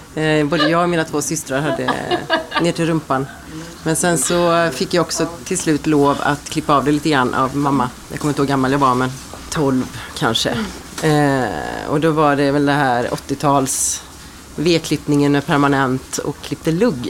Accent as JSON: {"language": "Swedish", "town": "Ulricehamn", "region": "Västra Götaland", "country": "Sweden", "said": "Salong Ros i Ulricehamn, där jag är från, där jag är född"}